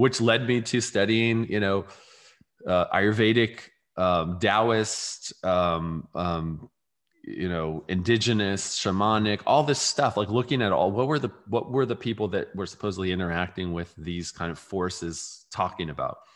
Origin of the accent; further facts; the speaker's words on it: California, United States; I grew up in California